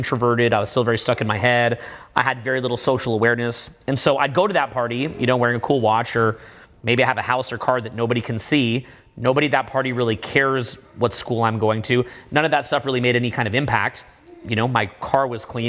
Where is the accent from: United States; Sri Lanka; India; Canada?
Canada; I'm from Canada, I got into one of the best schools in my country